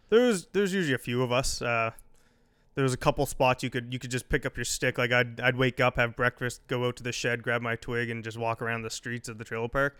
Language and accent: English; Eastern Shore, Nova Scotia, Canada; growing up in Eastern Shore.